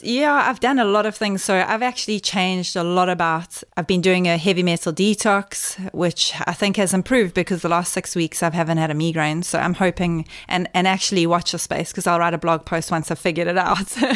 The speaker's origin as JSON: {"language": "English", "town": "Cato Ridge", "region": "KwaZulu-Natal", "country": "South Africa", "tie": "born or raised there", "moved": "yes", "said": "I grew up in the, in KwaZulu-Natal, which is, um, uh, on the East Coast"}